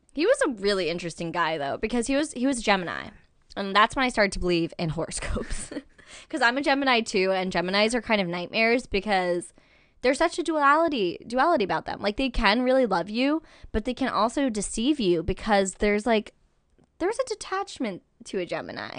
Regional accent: Albany, New York, United States; moved away; I was born in Albany, New York.

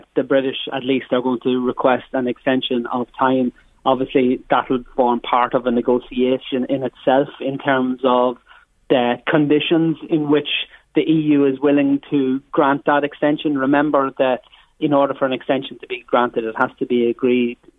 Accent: Ireland; we as Irish MEPs

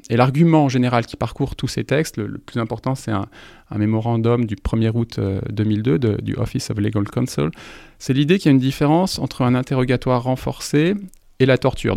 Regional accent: France; en tant que Français

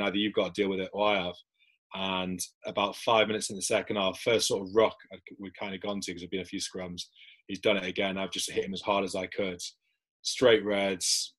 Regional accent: South Shields, North East England, United Kingdom; moved away; I'm from South Shields

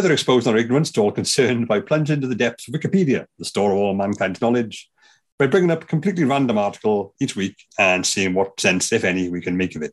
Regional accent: Wales, United Kingdom; I say that as a Welshman

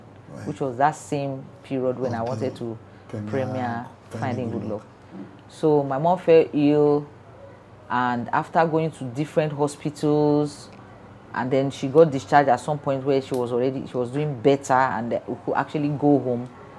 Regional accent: Lagos, Nigeria; also born or lived in Calabar; Because I grew up in Lagos. All my life, my machinery was in Lagos.

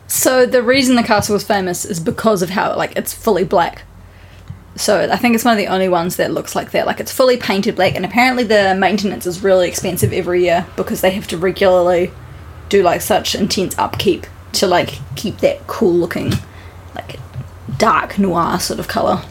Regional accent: New Zealand; now in Japan; we're from New Zealand

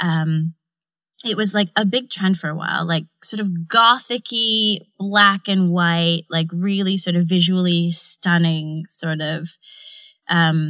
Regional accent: Canada; now in London, United Kingdom; I'm not American, I'm Canadian

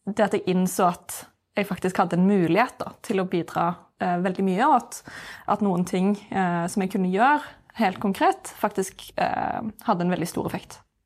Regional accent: Norway; jeg har vokst opp i Norge

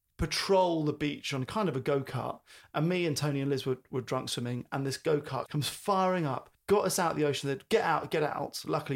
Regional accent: London, United Kingdom; even growing up in London

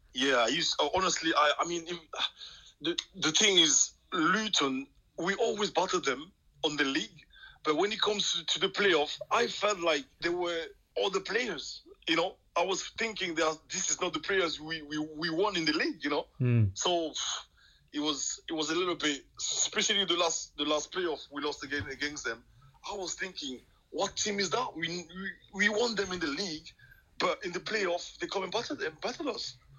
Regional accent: Cameroon; English is a second language; moved away as an adult; also born or lived in Wrexham, Wales

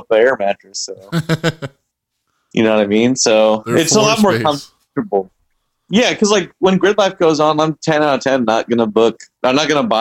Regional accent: Tennessee, United States; moved away; I'm basically from Tennessee.

